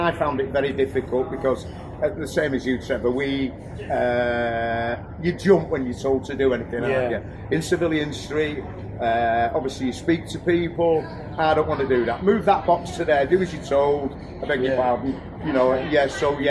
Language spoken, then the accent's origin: English; Manchester, North West England, United Kingdom